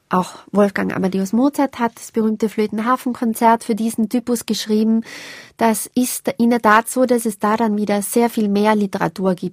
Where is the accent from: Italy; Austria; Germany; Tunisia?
Austria; Tyrol; Das ist was, was mich jetzt als Tirolerin natürlich auch fasziniert.